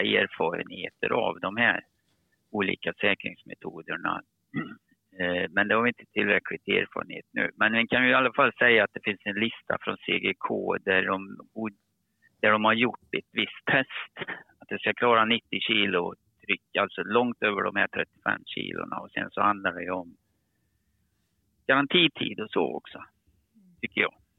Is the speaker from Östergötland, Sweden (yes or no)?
no; Karlstad, Värmland, Sweden; accent: Värmland dialect; moved away as an adult; now in Skåne, Sweden; Jag pratar lite riktig värmländska. Och då förstår ni att jag är från Karlstad